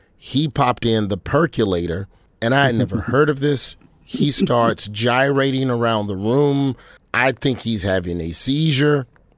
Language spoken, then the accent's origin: English; the South, United States; And so, you know, being a Southerner, this was not something that had permeated its way, at least not as a 16, 17-year-old, you know, in 96.